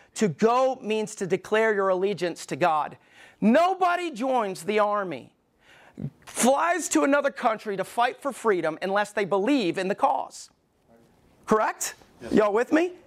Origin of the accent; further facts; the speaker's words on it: Alabama, United States; moved away; I was growing up in Alabama, we didn't go to shooting ranges